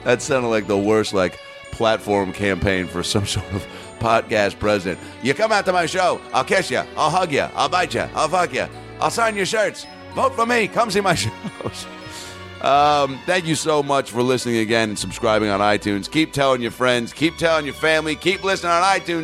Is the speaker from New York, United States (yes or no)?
no; Bellevue, Washington, United States; moved away; my hometown club, Parlor Live, Bellevue, Washington